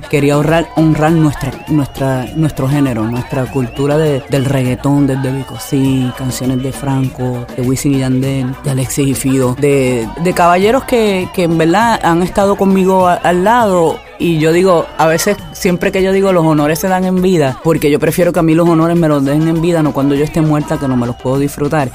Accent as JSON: {"language": "Spanish", "town": "Añasco", "country": "Puerto Rico", "tie": "born or raised there", "said": "Yo, por ejemplo, soy criada en el campo, le digo el campo añasco porque soy del West Side, del área oeste"}